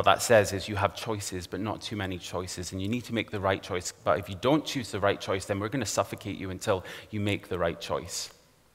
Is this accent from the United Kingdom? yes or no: yes; Aberdeen, Scotland, United Kingdom; I grew up here in Aberdeen, in a very respectable suburban area, right here in the northeast of Scotland